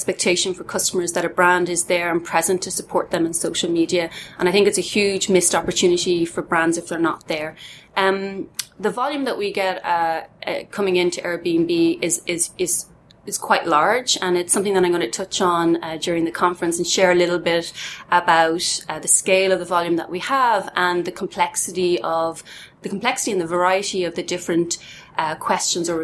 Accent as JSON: {"language": "English", "town": "Dublin", "region": "Leinster", "country": "Ireland", "tie": "born or raised there", "said": "born and bred in Dublin"}